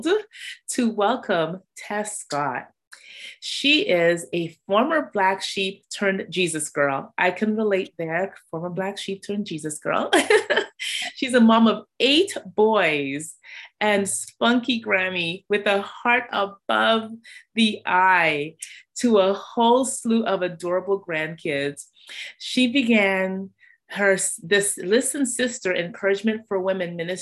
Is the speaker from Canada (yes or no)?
yes; Toronto, Ontario, Canada; I grew up in Toronto